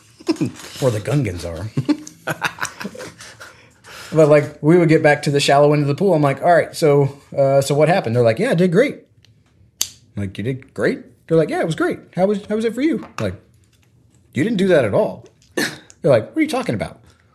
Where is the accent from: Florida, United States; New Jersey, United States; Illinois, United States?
Florida, United States; I mean, growing up in Florida, our school and none of the schools around us, even though we grew up like on the beach, like no one had a swim team.